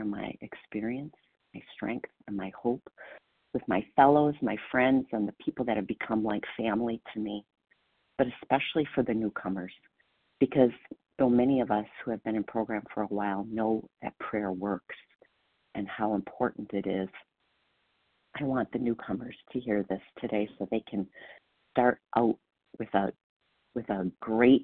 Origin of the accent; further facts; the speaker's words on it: Wisconsin, United States; I am from Wisconsin and proud to be.